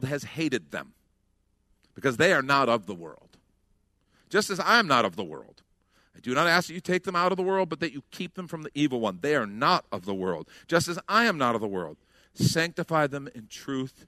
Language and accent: English; United States; us as Americans